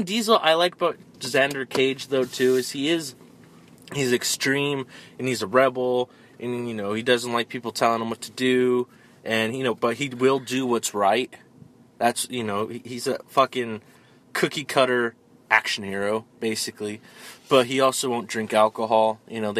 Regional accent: Denver, Colorado, United States; moved away; we're from Colorado and Denver

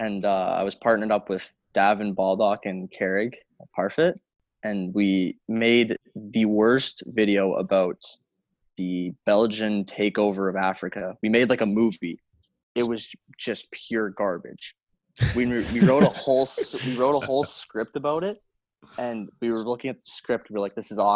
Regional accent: Fort Saskatchewan, Alberta, Canada; We didn't know we were both from Fort Sask.

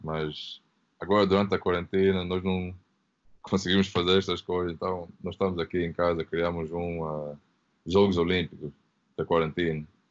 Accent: London, United Kingdom; Portuguese is a second language; also born or lived in Angola; mudei para a Inglaterra quando eu tinha 3 anos, então eu era ainda bebê

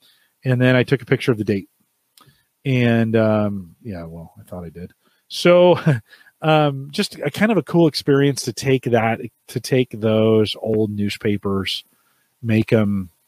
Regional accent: California, United States; So we're at the county fair, Santa Clara County Fair. I grew up in California.

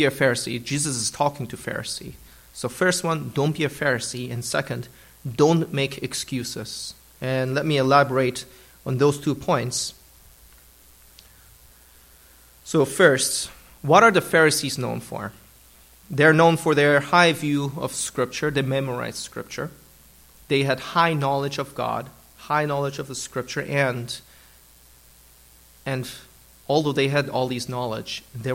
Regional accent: Germany; now in United States; I partially grew up in Germany, and that's where I consider my hometown in Germany

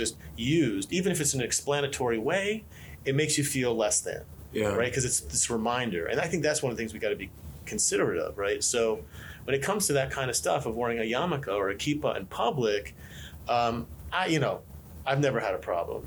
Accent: United States; I'm an American rabbi

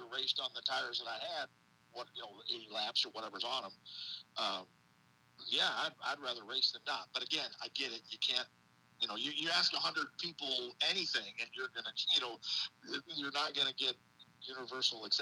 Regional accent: Illinois, United States; moved away; I'm a northern guy. I'm originally from Illinois

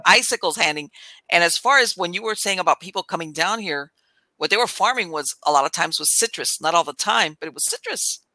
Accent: South Florida, United States; I grew up in South Florida. I mean, I was all over Florida, but I grew up.

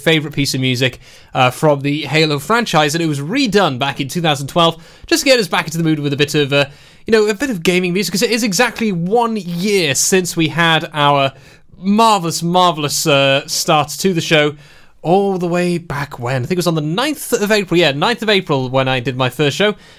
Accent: Pembrokeshire, Wales, United Kingdom; I'm from Pembrokeshire

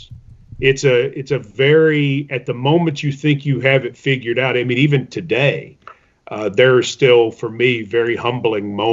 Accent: Middle Tennessee, United States; I'm from East Tennessee, grew up in Middle Tennessee.

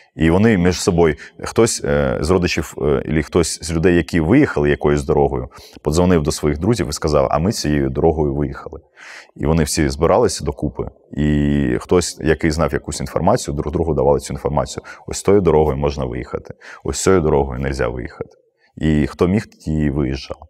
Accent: Mariupol, Donetsk Oblast, Ukraine; моє рідне місто

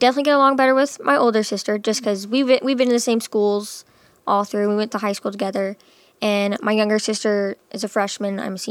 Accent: Rancho Cucamonga, California, United States; born there; I was born in California.

